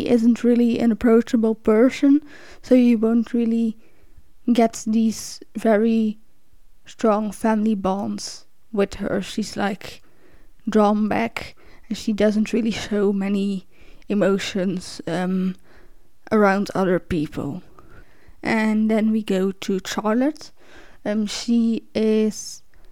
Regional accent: Belgium; English is a second language; since I'm from Belgium and we learn French. We're either born speaking French or we learn it in school. Like, I've been learning French since I was 10.

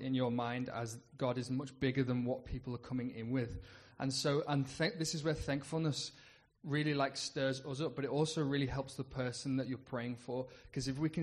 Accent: United Kingdom; as a Brit going into an American culture, it was a culture shock.

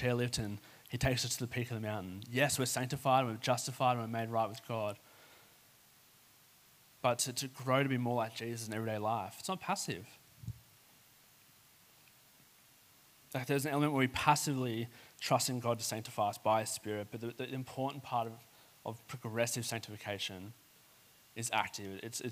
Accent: Sutherland Shire, New South Wales, Australia; I grew up in the Southern Shire, right near the National Park or the South Coast.

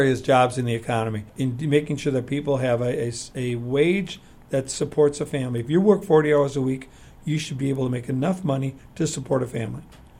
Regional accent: Sun Prairie, Wisconsin, United States; born or raised there

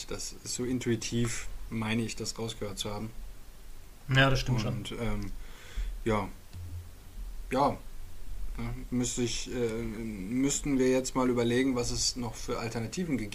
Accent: Bielefeld, North Rhine-Westphalia, Germany; Ich bin ja Bielefelder.

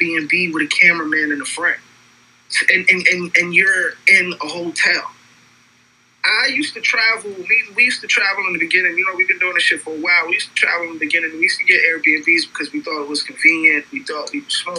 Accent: New York City, New York, United States; I'm from Brooklyn. I'm from New York

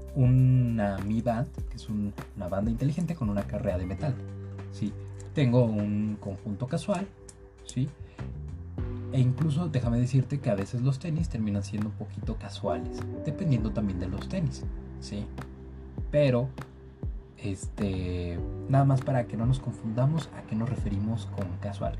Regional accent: Mexico; nosotros como mexicanos

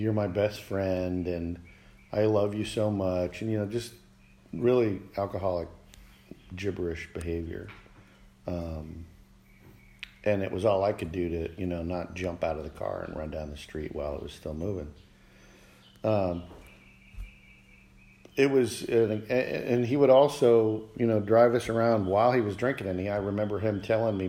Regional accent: Alaska, United States; also born or lived in Montana; When I was in the second grade, end of second grade, we moved from Montana to Alaska

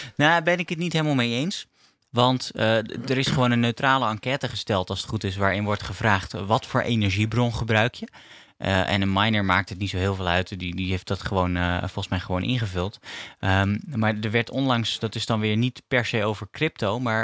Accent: Netherlands; als Nederlander

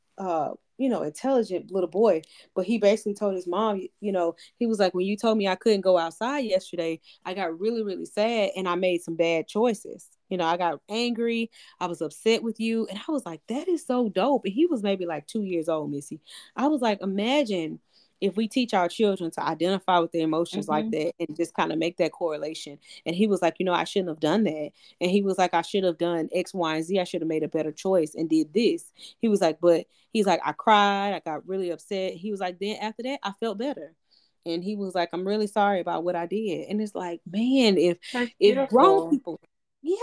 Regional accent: near Wetumpka, Alabama, United States; a junior high school in my hometown, or Wetumpka, which is like 30 minutes from my hometown

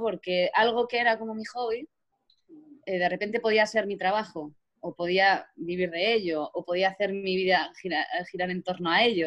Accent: Azuqueca de Henares, Castilla-La Mancha, Spain; yo soy de Azuqueca, en Azuqueca había solo la banda municipal

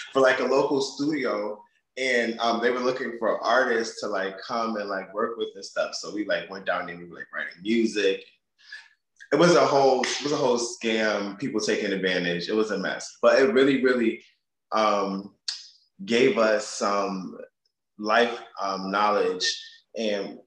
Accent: Hartford, Connecticut, United States; now in Brooklyn, United States; I am based in Brooklyn, New York. Originally, I am from Hartford, Connecticut.

